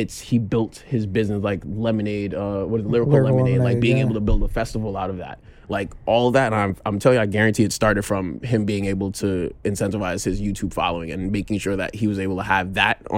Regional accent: New York City, New York, United States; I am from New York City, born and raised around Brooklyn

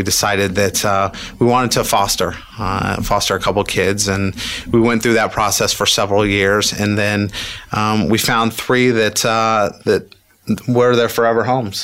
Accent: Indianapolis, Indiana, United States; I grew up in Indianapolis, okay. Just on the north side

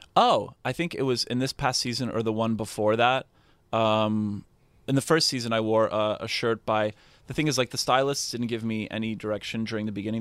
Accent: Canada; I'm very Canadian

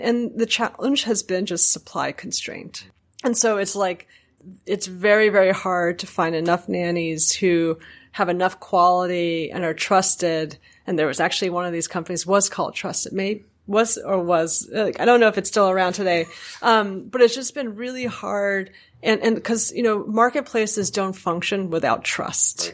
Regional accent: New York, United States; a New Yorker

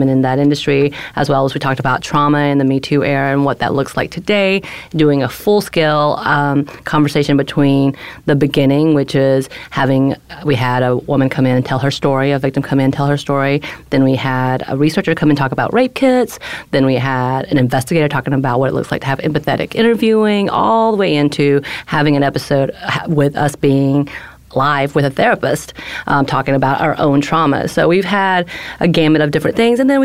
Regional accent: north Georgia mountains, United States; accent: Southern; also born or lived in South Korea; about an hour and a half north in the mountains of Georgia

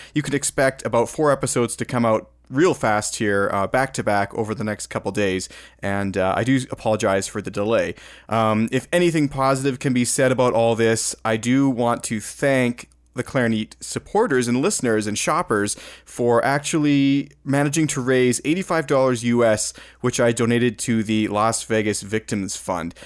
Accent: Alberta, Canada; I'm from Alberta, Alberta

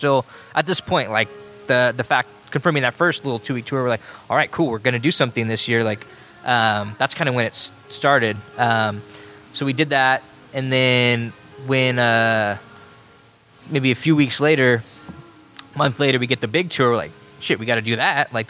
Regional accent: Salinas, California, United States; we're from Salinas.

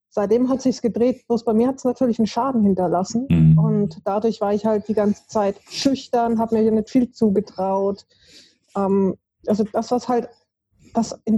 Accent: Stuttgart, Baden-Württemberg, Germany; born there; aufgewachsen oder beziehungsweise habe ich nicht viel mitbekommen, äh, ist es in, war ich also in Stuttgart geboren.

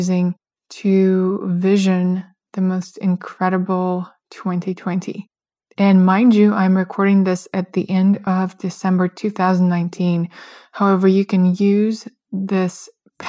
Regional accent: Russia; moved away; I grew up in Russia, where New Year's is the biggest holiday

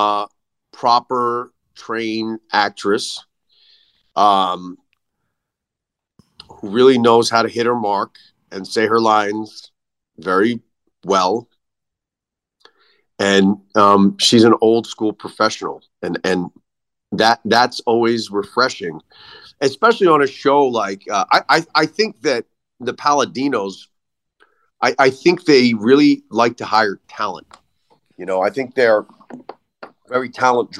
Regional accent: Philadelphia, Pennsylvania, United States; also born or lived in New York / Allentown / Bethlehem / Lehigh Valley; now in Los Angeles, United States; I grew up in New York and Philadelphia

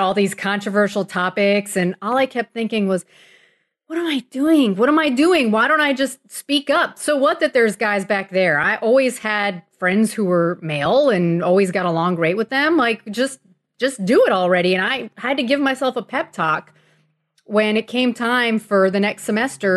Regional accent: Miami, Florida, United States; I grew up in Miami in the nineteen eighties

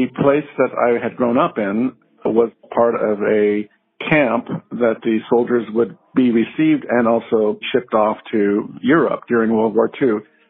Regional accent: Riverside, California, United States; I am actually calling because I grew up in Riverside, California

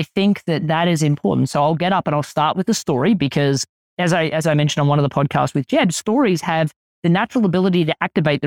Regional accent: Australia

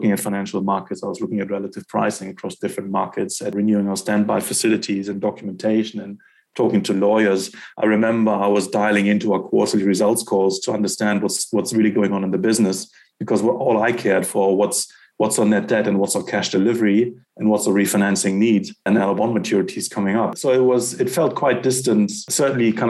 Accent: Germany; moved away as an adult; also born or lived in Netherlands / London, United Kingdom; now in South Africa; I'm a European. I grew up in Germany

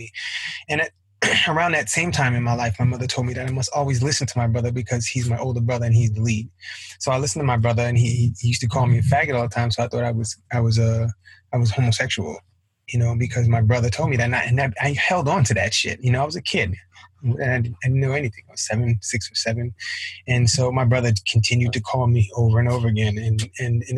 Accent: New York City, New York, United States; I was raised in Flatbush, Brooklyn, in the hood.

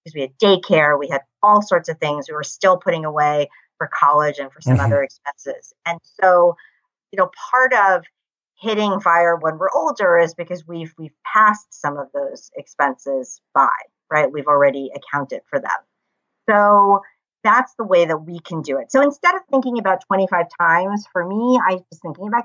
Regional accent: United States; I come from the United States.

